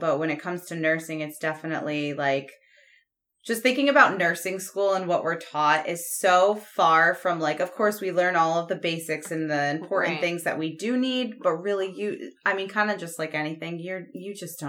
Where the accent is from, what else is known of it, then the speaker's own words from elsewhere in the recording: Rhode Island, United States; also born or lived in Connecticut; I'm originally from Rhode Island. So that's where like my career started. I lived in Rhode Island my whole life, pretty much.